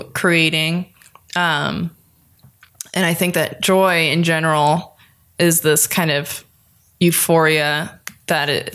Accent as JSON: {"language": "English", "town": "Los Angeles", "region": "California", "country": "United States", "tie": "born or raised there", "also_born_or_lived": "Nashville", "accent": "Valley Girl", "lives_now": "Los Angeles, United States", "said": "I grew up here in Los Angeles. I was raised in the San Fernando Valley, so you can hear the bit of the Valley Girl."}